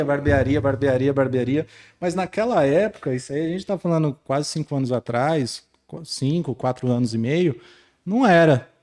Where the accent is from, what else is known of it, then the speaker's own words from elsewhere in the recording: São Paulo, Brazil; moved away as an adult; now in Barreiras, Brazil; Sou, sou de São Paulo, estou em Barreiras há cinco anos